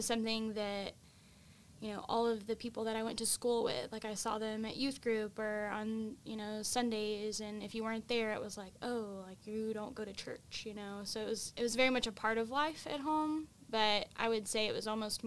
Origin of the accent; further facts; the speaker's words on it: Evadale, Texas, United States; I grew up in Evadale, Texas, which is in southeast Texas